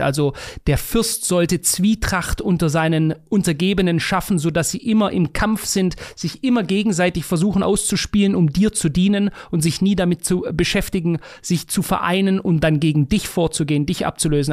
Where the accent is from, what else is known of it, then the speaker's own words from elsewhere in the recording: Stuttgart, Baden-Württemberg, Germany; in Degerloch, bei mir einem Stadtteil von Stuttgart